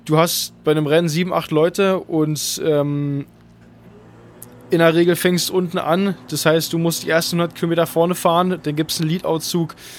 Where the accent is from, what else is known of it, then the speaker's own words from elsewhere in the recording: Berlin, Germany; also born or lived in Cologne; meine Heimat ist auf jeden Fall Berlin